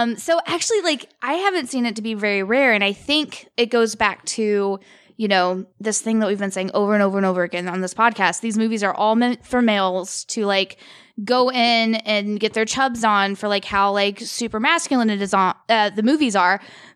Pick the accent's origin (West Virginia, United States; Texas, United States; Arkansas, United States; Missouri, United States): Missouri, United States; Sikeston; I come from Sykeston, Missouri.